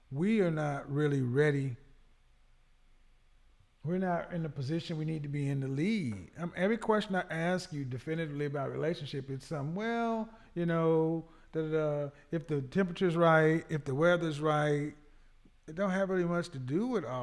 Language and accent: English; the South, United States; I'm from the South.